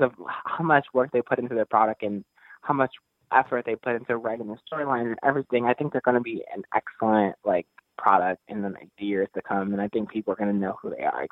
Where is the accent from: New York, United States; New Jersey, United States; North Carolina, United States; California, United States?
New Jersey, United States; Newark; the first Capital allowed me to wrestle in my hometown